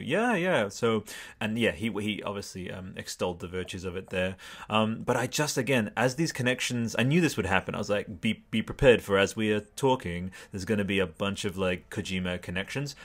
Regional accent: Australia; sorry to be really Australian I'm like an Australian grandma

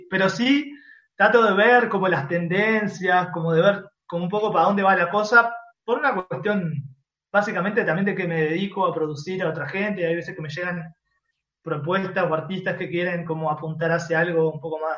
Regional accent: Chile; Éramos los, chilenos que fuimos

